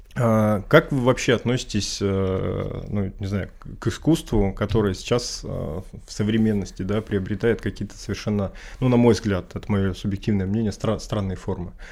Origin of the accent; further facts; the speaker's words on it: Urals, Russia; я, в принципе, там, условно говоря, коренной уралец